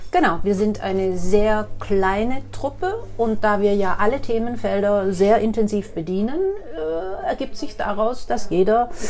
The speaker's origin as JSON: {"language": "German", "town": "Waldachtal", "region": "Baden-Württemberg", "country": "Germany", "said": "Ich, ich komme aus dem Waldachtal."}